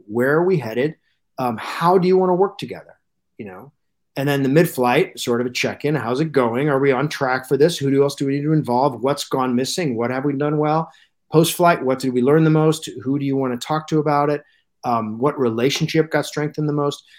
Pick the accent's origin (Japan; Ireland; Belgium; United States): United States; Alaska; I grew up in Alaska, uh, and moved there when I was three